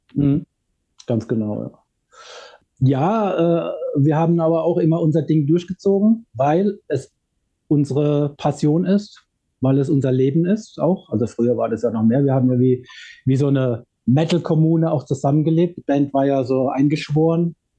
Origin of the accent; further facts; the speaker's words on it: Ludwigshafen, Rhineland-Palatinate, Germany; bei uns in Ludwigshafen haben viele, viele Bands gespielt